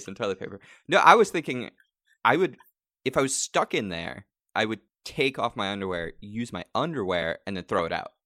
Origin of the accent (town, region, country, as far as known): New York, United States; also born or lived in Long Island; now in Los Angeles, United States